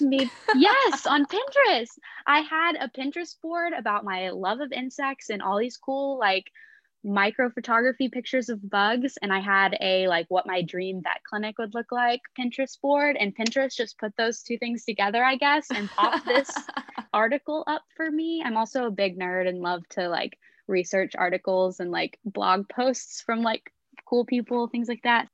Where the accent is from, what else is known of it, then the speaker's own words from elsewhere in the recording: Texas, United States; moved away as an adult; also born or lived in Oklahoma; now in Gainesville, United States; I was originally from Texas